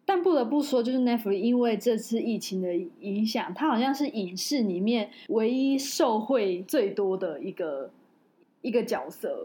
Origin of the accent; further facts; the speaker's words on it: Taiwan; 身为台湾人还蛮，蛮骄傲的